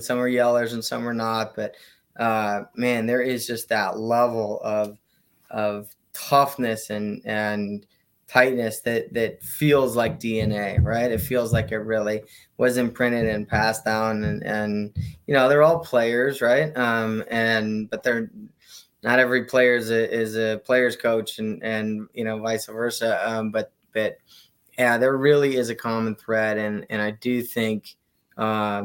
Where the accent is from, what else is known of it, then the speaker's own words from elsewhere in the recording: West Coast, United States; I grew up on the West Coast.